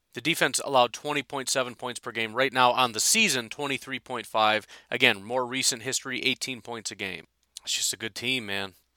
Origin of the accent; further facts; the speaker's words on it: Chicago, Illinois, United States; I grew up in Chicago, a Packers fan